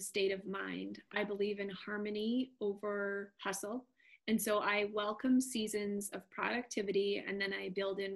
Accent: Canada; I'm Canadian

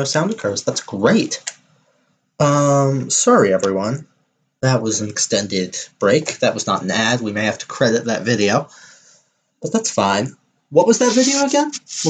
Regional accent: Deep South, United States; I am not from Canada, y'all. I am from the deep south of the United States of America.

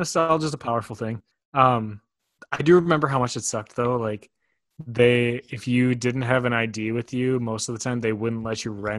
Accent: Weston, Wisconsin, United States; Wausau, which is the bigger city that is by my hometown.

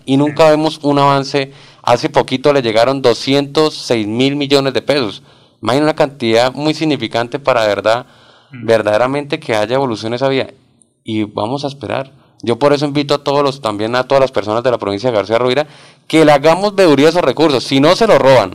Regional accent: Barbosa, Santander, Colombia; soy oriundo de Barbosa, Santander, un pueblo

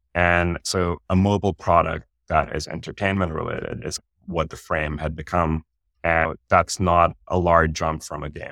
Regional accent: Pakistan; moved away as an adult; now in United States; I grew up in Pakistan

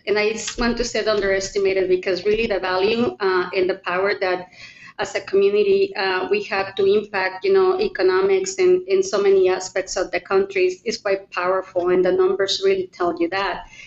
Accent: Mexico; moved away as an adult; now in Oregon, United States; I was born and raised in Mexico. Um, I moved here to the US in 1996 when I got married

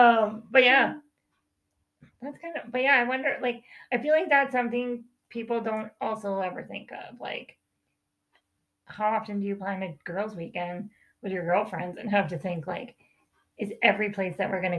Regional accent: High River, Alberta, Canada; I'm from High River

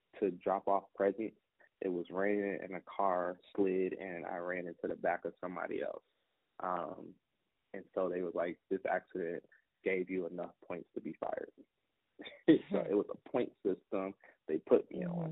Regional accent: Newport News, Virginia, United States; I was born and raised in Newport News

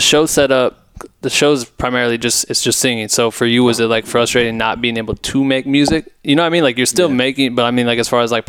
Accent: Iowa, United States; moved away; I'm from Iowa originally.

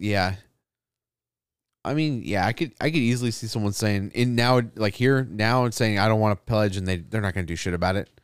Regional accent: United States; my right as an American

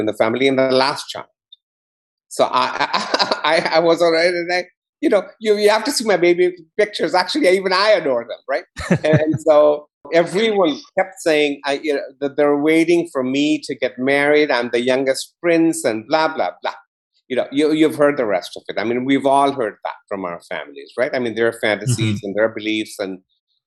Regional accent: Kigoma, Tanzania; I was brought up in Tanzania. I was born in Kigoma, which is a small town on Lake Tanganyika.

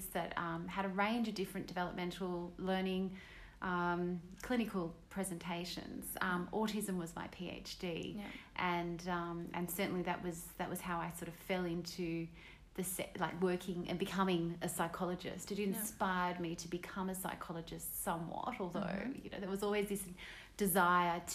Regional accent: Sydney, New South Wales, Australia; I grew up in Reid

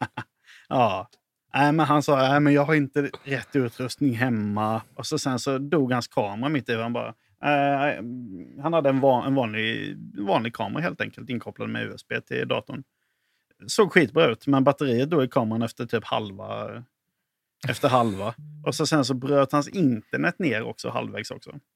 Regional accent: Halland County, Sweden; now in Lund, Sweden; jag är ju från Halland i grund och botten

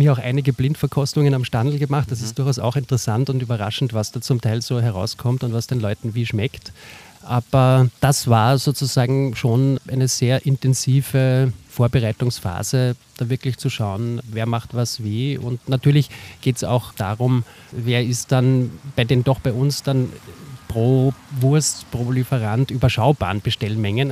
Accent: Salzburg, Austria; now in Vienna, Austria; Der Mike Lanner, mit dem ich das mache, und ich, wir sind beide Salzburger

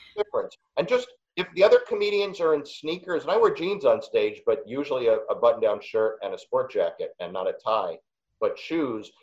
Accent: New York City, New York, United States; I'm from Queens and I went to Wharton

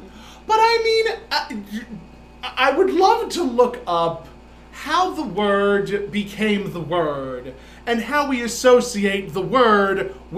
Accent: New York City, New York, United States; when we were growing up in Brooklyn.

